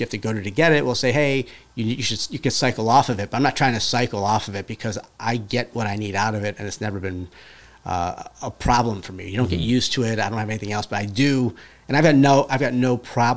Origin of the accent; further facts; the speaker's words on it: Cleveland, Ohio, United States; moved away as an adult; I'm from Cleveland originally